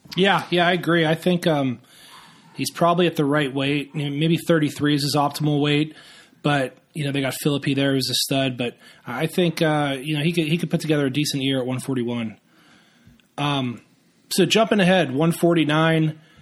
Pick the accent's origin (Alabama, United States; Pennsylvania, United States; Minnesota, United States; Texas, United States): Pennsylvania, United States; Western; I'm a hometown guy, born and raised in Western Pennsylvania